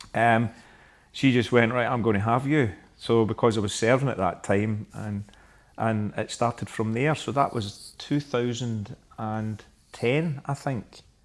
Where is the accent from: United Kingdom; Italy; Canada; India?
United Kingdom; Glasgow, Scotland; I am from Glasgow